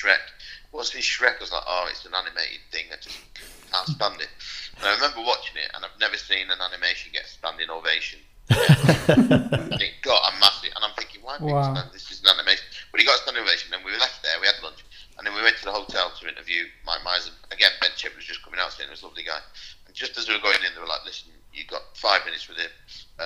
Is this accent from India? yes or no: no; Manchester, North West England, United Kingdom; I'm from Manchester, 30 miles down the road